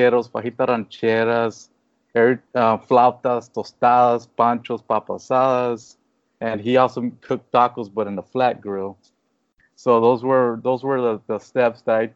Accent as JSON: {"language": "English", "town": "Mission", "region": "Texas", "country": "United States", "tie": "born or raised there", "also_born_or_lived": "McAllen, Texas", "said": "I was born, but I've been raised here all my life in Mission, Texas"}